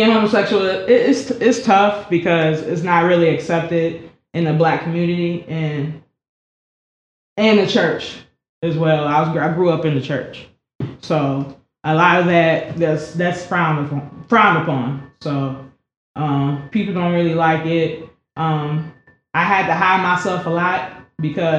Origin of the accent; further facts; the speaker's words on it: United States; I'm from the Lake County area.